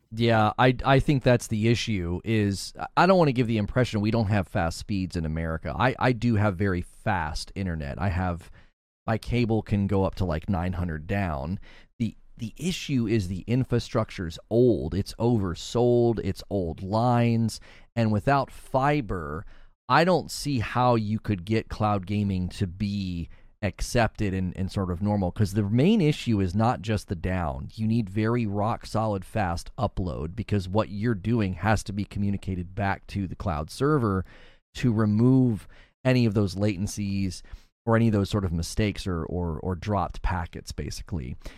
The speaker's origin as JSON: {"language": "English", "country": "United States", "said": "As an American"}